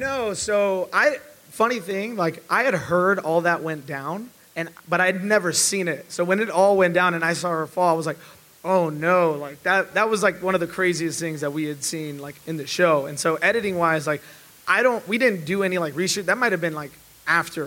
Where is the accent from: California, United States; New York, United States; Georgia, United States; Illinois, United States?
Illinois, United States; Chicago; we're both from Chicago